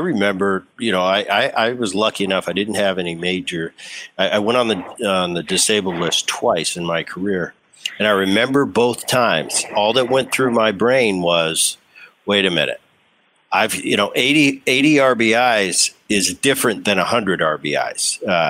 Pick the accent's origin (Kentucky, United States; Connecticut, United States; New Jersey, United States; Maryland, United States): New Jersey, United States; Medford; And I grew up in Jersey. I love that. Oh man, I played hockey in the winter. We used to you know, shovel off the lakes.